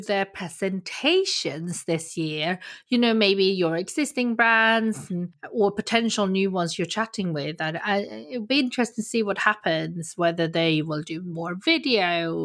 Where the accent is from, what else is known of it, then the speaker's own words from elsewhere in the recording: Sweden; moved away; also born or lived in South Korea; I'm adopted from Korea, so I grew up in Sweden